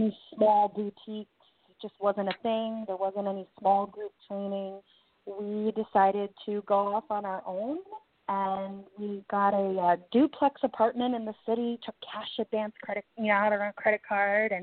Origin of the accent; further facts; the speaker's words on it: Connecticut, United States; now in New York City, United States; I grew up in Connecticut